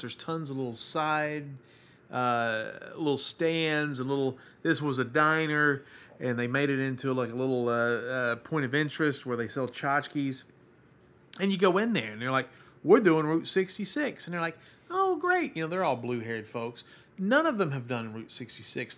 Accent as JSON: {"language": "English", "town": "Baltimore", "region": "Maryland", "country": "United States", "said": "I'm from Baltimore."}